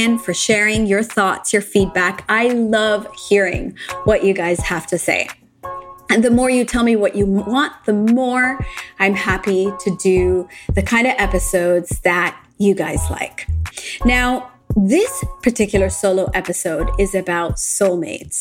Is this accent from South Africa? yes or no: no; Japan; moved away; also born or lived in United States / London / Dubai; I grew up in Japan. I lived in the US for a while in London, and I also lived in Dubai after